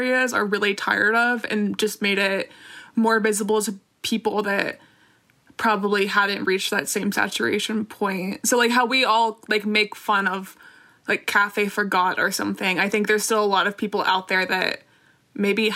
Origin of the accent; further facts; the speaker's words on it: South Carolina, United States; I'm from South Carolina